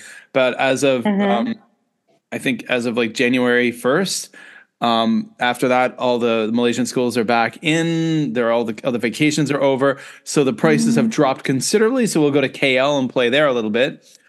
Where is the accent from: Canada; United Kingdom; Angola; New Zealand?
Canada; moved away; growing up in Canada